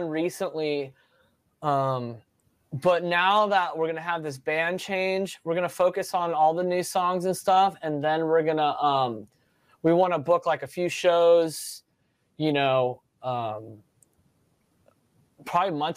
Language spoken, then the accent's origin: English; Albuquerque, New Mexico, United States; moved away as an adult; now in San Diego, United States; I grew up playing in the Albuquerque music scene